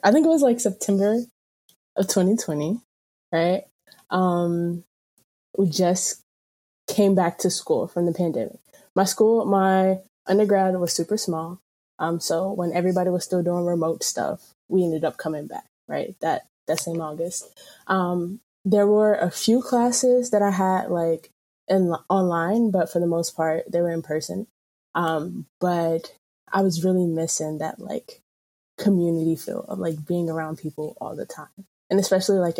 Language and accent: English; North Carolina, United States; moved away as an adult; also born or lived in Camden, New Jersey / Trenton, New Jersey; now in Maryland, United States; I was born in Camden, New Jersey, raised mostly in Trenton and around Trenton. Until I was about like 7, 8, 9, maybe. And then I moved to North Carolina, a small city.